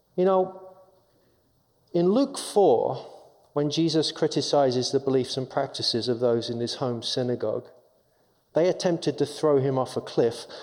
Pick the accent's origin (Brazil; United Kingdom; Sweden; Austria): United Kingdom; London; accent: English; moved away as an adult; now in Minnesota, United States; I'm from England. I'm born and raised in London